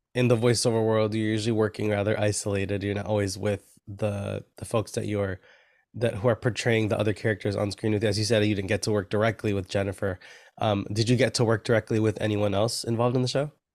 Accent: New York, United States; I'm a New Yorker. I'm in Brooklyn right now

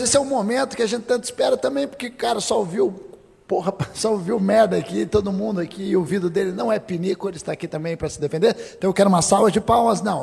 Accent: Curitiba, Paraná, Brazil; eu sou de Curitiba

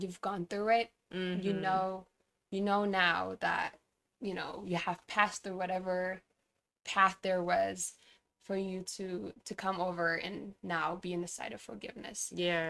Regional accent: Tigray, Ethiopia; let me give a little background about what's going on in my hometown. But so Tigray is located in the northern part of Ethiopia.

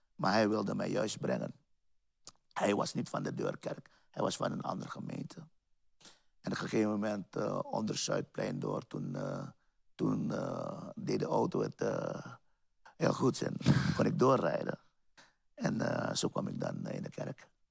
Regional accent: Paramaribo, Paramaribo District, Suriname; now in Utrecht, Netherlands; Ik ben geboren in Suriname, Paramaribo. Ik ben ook in eh, Paramaribo opgegroeid

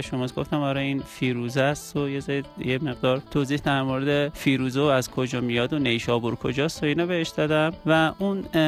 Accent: Iran; گفت کجایی هستی گفتم که من اهل ایرانم

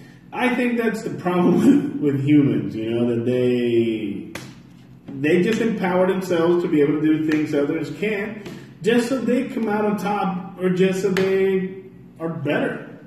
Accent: Georgia, United States; was raised in Georgia. I've eaten I don't know how many types of mashed potatoes.

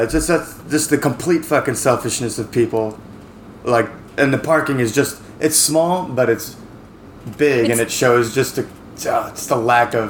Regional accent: United States; moved away as an adult; also born or lived in Seattle; now in Taipei, Taiwan; I'm too American to drive in this shit because we're very nice in America.

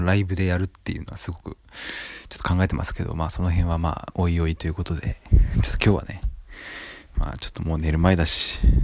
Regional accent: Japan; この生まれ育った土地

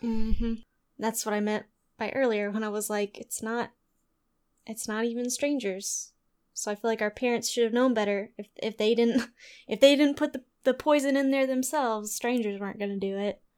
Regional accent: Texas, United States; we're from Texas

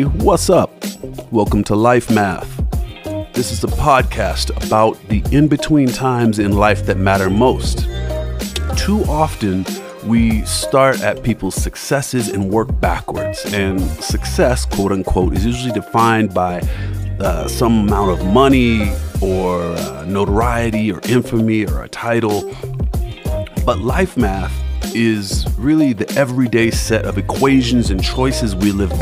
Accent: Denver, Colorado, United States; also born or lived in Kentucky; now in Los Angeles, United States; I was born in Kentucky, raised in Denver, Colorado, and professionally vetted on the soft, welcoming, and ever so gentle streets of Los Angeles

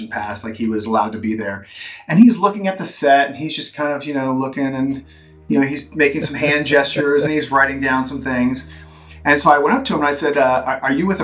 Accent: Central Florida, United States; also born or lived in Orlando, Florida; as a kid, I grew up in Central Florida

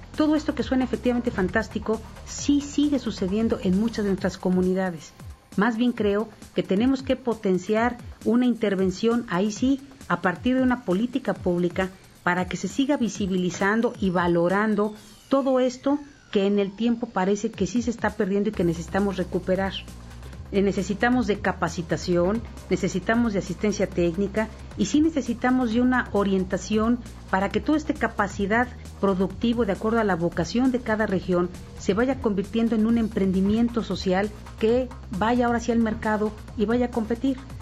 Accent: Mixteca, Oaxaca, Mexico; De la región de donde soy, de la Mixteca de Oaxaca

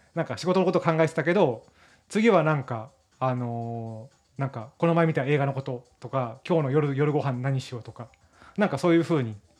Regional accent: Miyazaki, Japan; moved away as an adult; now in Tokyo, Japan; 出身は宮崎県なんですが、えー、大学、はい、うん、大学進学とともに上京しまして

